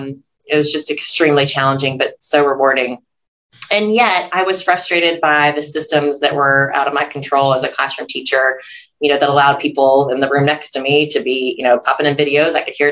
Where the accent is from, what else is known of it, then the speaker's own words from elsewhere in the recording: Louisville, Kentucky, United States; moved away as an adult; now in Tennessee, United States; I didn't grow up in Tennessee. This is an adopted home state for me. I grew up in Kentucky, a neighboring state in Louisville.